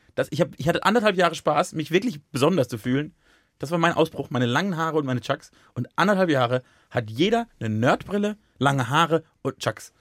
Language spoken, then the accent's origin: German; Baden-Württemberg, Germany; moved away; aus dem Badischen